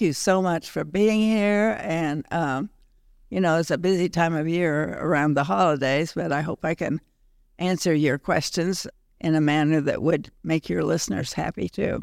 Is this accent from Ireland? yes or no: no; Middle West, Midwest, United States; moved away as an adult; also born or lived in New England; now in Denver, United States; growing up in the Middle West and then going east to school